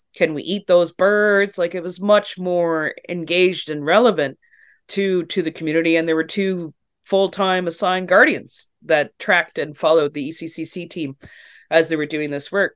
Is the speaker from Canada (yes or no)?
yes; Canada